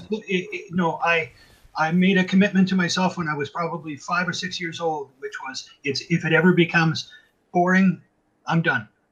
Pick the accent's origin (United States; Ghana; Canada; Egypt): Canada; also born or lived in Vancouver, Canada; I'm a Canadian musician.